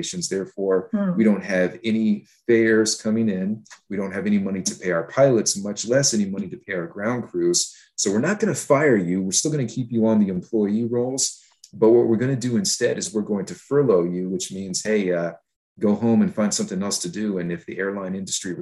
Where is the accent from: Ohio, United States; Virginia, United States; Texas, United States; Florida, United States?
Texas, United States; Houston; I was growing up in Houston, Texas